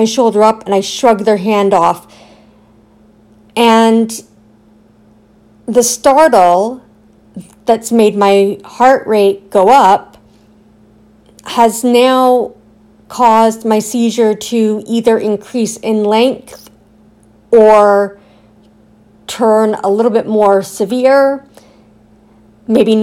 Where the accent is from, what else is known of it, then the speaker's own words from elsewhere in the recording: Aurora, Ontario, Canada; also born or lived in Newmarket; my town or my hometown Aurora, so Newmarket or Aurora